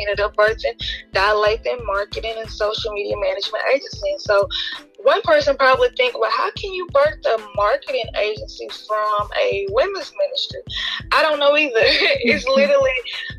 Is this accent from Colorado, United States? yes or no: no; Shreveport, Louisiana, United States; now in Gibson, United States; I am from Shreveport, Louisiana. I currently live in Gibson, Louisiana